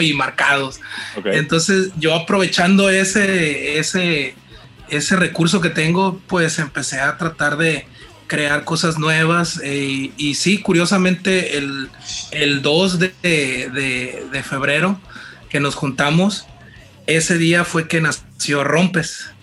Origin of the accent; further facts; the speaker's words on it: Mazatlán, Sinaloa, Mexico; moved away as an adult; now in Culiacán, Mexico; yo vengo de Mazatlán, tengo 10 años viviendo aquí en Culiacán